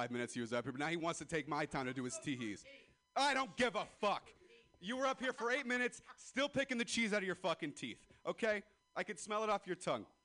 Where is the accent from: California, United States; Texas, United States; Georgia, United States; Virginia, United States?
California, United States; Ripon